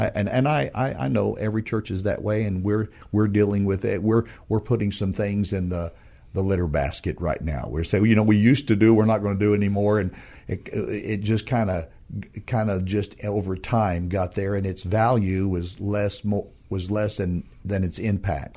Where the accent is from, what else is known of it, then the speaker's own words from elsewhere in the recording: northern New Mexico, United States; moved away as an adult; now in San Antonio, United States; my wife and I are from New Mexico, a small, small town in, uh, northern New Mexico, west of Albuquerque.